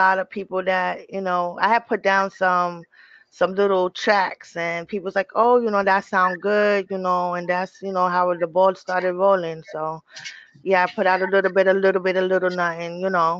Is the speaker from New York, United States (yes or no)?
yes; Long Island, New York, United States; I'm from Strong Island